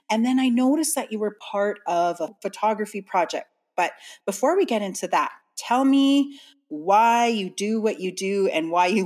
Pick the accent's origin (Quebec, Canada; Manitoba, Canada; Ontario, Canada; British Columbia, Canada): Manitoba, Canada; Winnipeg; I was born and raised here in Winnipeg and Winnipeg's North End.